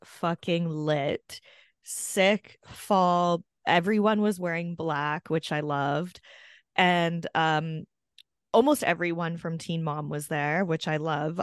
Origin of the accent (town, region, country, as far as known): Canada; born or raised there